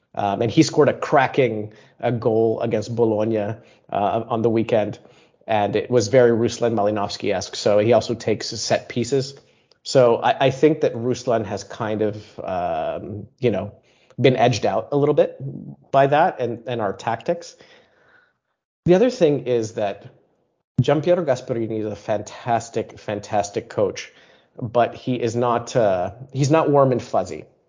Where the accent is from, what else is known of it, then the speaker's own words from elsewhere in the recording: United States; I am American